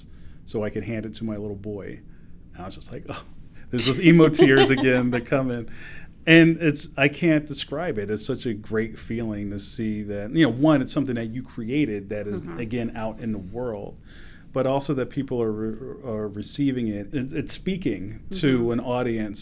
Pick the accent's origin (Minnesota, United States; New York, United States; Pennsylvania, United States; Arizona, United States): Pennsylvania, United States; Philadelphia; I grew up in Philly that looked like trading places